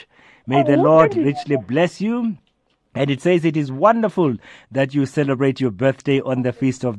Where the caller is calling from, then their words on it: Johannesburg, Gauteng, South Africa; I'm calling you from Johannesburg, Radio Veritas.